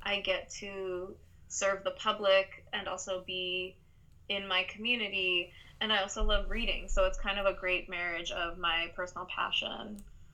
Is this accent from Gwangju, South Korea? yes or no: yes; Gwangju, South Korea; moved away; My mother is Korean, and I grew up in this town called Gwangju